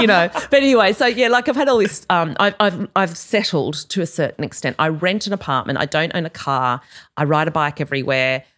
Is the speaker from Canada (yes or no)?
no; Australia; moved away; I'm clearly Australian